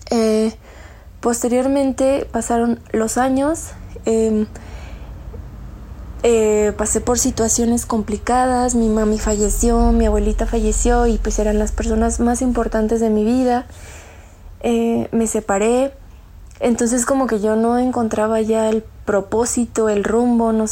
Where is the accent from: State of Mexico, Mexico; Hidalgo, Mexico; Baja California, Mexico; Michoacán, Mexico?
State of Mexico, Mexico; soy del Estado de México.